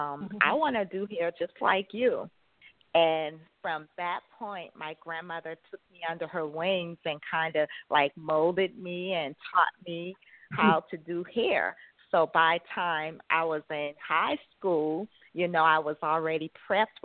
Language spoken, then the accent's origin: English; Charleston, South Carolina, United States; moved away as an adult; also born or lived in upstate New York / New Jersey; I'm from South Carolina, Charleston, South Carolina